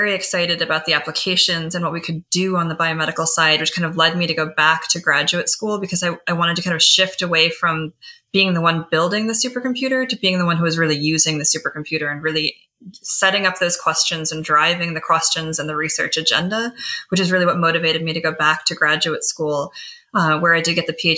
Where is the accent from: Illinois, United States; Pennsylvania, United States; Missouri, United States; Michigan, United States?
Michigan, United States; moved away; I grew up in Michigan